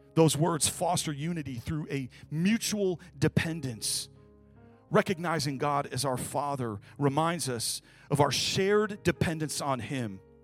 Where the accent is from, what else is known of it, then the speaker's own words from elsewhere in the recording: Kalamazoo, Michigan, United States; moved away; I was born and raised in Kalamazoo, Michigan, Midwest as you can get